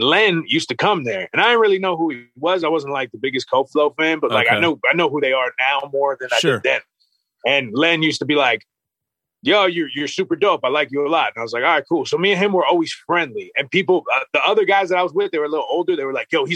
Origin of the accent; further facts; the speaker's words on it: Clark, New Jersey, United States; we're from Clark